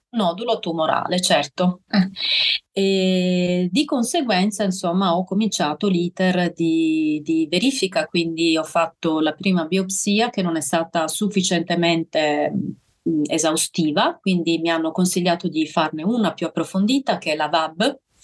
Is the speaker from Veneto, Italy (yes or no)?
no; Sardinia, Italy; now in Bolzano, Italy; le mie origini sono sarde, sono, sono sarda.